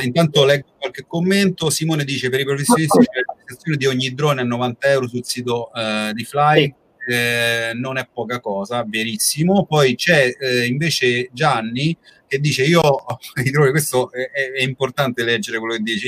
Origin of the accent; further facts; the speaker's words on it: Rome, Lazio, Italy; noi poi siamo di Roma